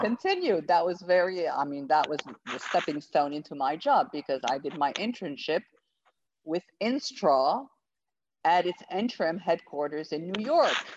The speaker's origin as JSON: {"language": "English", "town": "Rabat", "region": "Rabat-Salé-Kénitra", "country": "Morocco", "tie": "born or raised there", "said": "I grew up in Morocco, in Rabat, in fact, and I uh, did my primary and my secondary education in Rabat."}